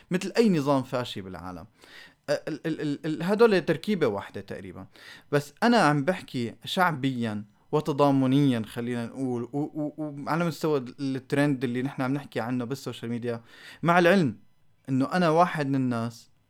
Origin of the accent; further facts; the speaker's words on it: Syria; نحن عايشين بدوامه آه، كسوريين خليني احكي الصراحه